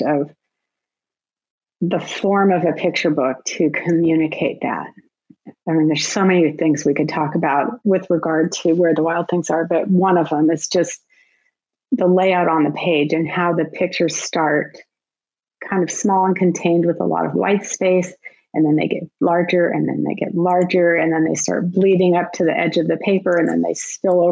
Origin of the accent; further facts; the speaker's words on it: Southern California, United States; I grew up in Southern California